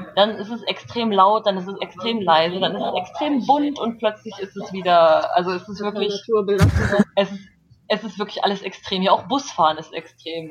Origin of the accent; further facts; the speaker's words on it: Germany; moved away as an adult; now in South Korea; als Deutscher ohne Visum einfach einreisen kann